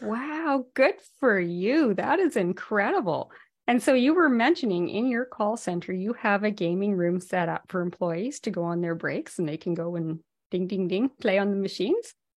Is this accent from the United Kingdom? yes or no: no; Whitehorse, Yukon, Canada; moved away; I'm from the Yukon originally, um, from Whitehorse, and we had a little arcade there